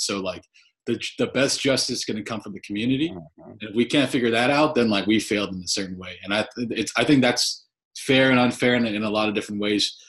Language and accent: English; Glen Rock, New Jersey, United States; I grew up in Bergen County